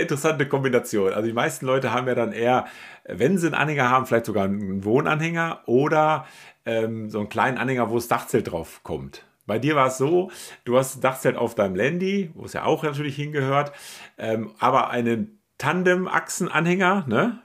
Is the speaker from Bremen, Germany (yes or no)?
no; Münsterland, North Rhine-Westphalia, Germany; ich komme ja aus, aus Münsterland, da ist Reiten ja auch äh, durchaus Usus.